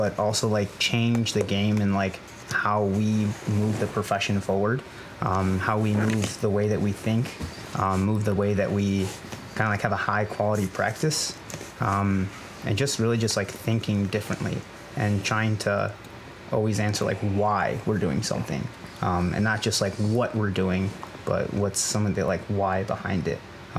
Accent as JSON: {"language": "English", "town": "Chicago", "region": "Illinois", "country": "United States", "moved": "as an adult", "lives_now": "Baltimore, United States", "said": "I'm originally from Chicago"}